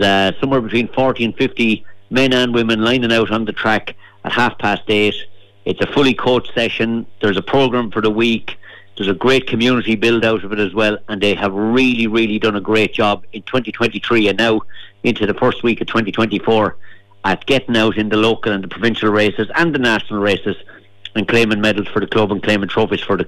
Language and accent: English; Meath, Leinster, Ireland; now in Kilkenny, Ireland; I grew up in Meath